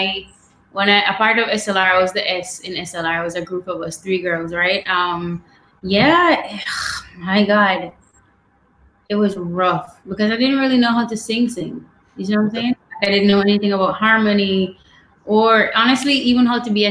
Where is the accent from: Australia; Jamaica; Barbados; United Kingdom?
Jamaica; Savanna-la-Mar, Westmoreland; I grew up in Westmoreland. So that's the west end of the island in a town called Savannah-Lamar.